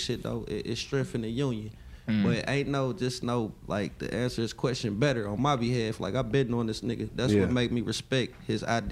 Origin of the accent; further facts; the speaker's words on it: Indianapolis, Indiana, United States; I'm from Indianapolis